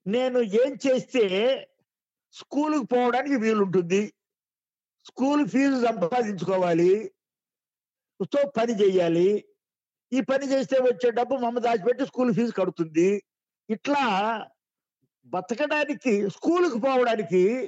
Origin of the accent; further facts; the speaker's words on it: Vejendla, Andhra Pradesh, India; ఊరు వేజెంట్ల మాదిగపల్లి